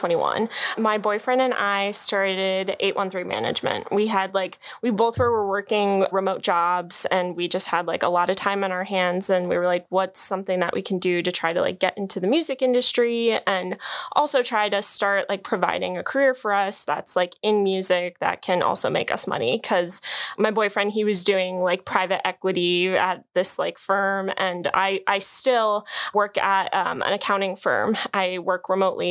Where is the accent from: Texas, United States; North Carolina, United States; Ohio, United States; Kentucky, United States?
Ohio, United States; Medina; I'm from Cleveland, Medina, Ohio